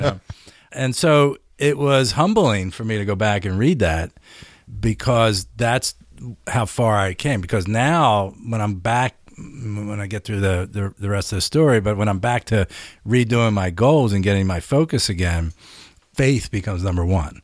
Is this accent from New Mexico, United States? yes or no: no; Philadelphia, Pennsylvania, United States; Where I grew up in Philly